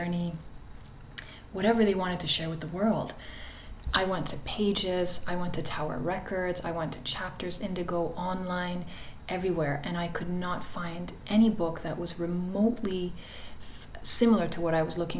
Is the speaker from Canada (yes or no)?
yes; Toronto, Ontario, Canada; I grew up in Flemington Park in Toronto